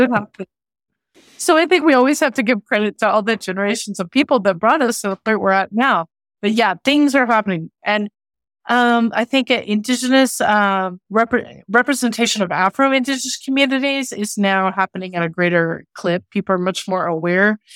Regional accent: Oklahoma, United States; also born or lived in Santa Fe; growing up in Oklahoma

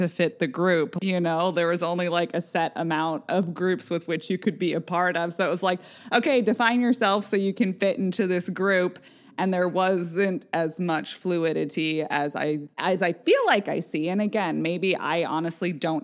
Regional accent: Vashon, Washington, United States; growing up on Vashon, it compounds it because we were a mostly white community

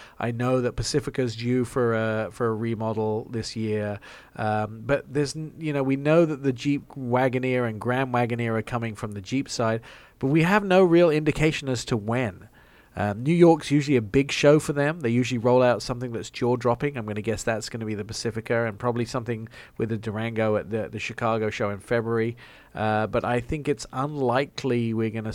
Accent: England, United Kingdom; accent: English; my English accent.

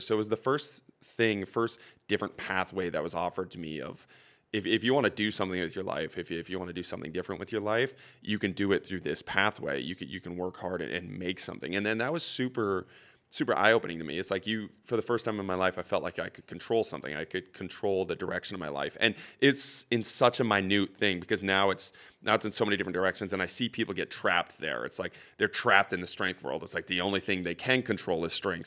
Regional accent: Saint Cloud area, Minnesota, United States; moved away as an adult; now in Saint Paul, United States; I was back home, uh, in the Saint Cloud area, really, really small town

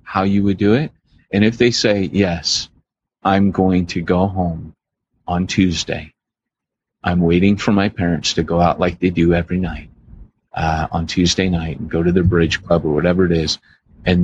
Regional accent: Southern California, United States; growing up in Southern California, we had a place near us called, Wild Rivers

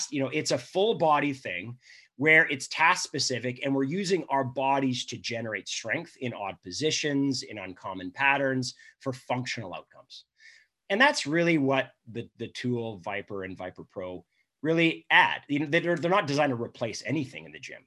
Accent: Canada; being Canadian

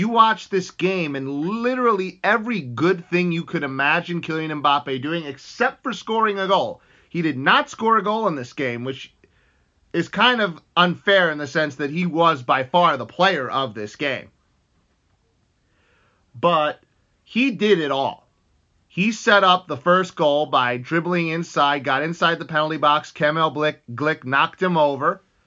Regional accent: United States; I'm from the United States

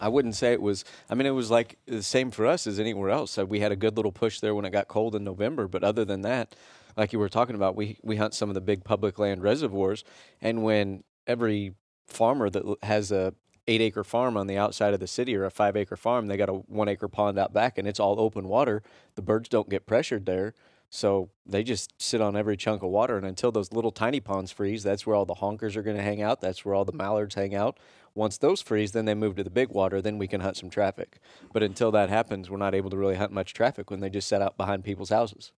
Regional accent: Kansas City, Missouri, United States; I'm from Kansas City

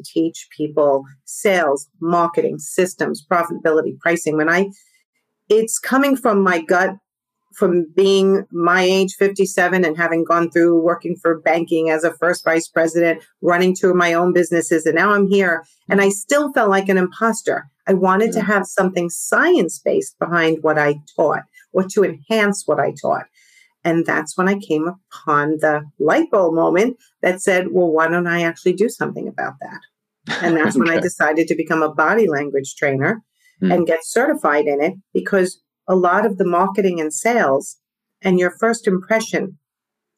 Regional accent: New York, United States; accent: New York; my New York accent

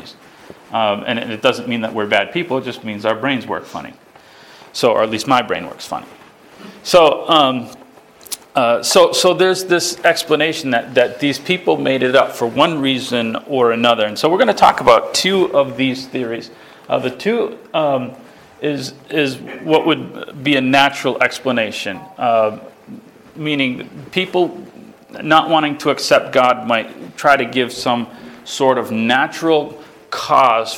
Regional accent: Spencer, Massachusetts, United States; my hometown

